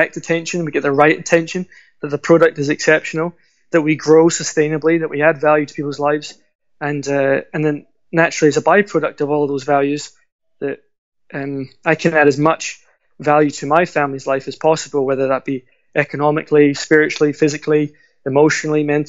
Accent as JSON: {"language": "English", "town": "Glasgow", "region": "Scotland", "country": "United Kingdom", "tie": "born or raised there", "moved": "yes", "lives_now": "York, United Kingdom", "said": "I was raised in Glasgow"}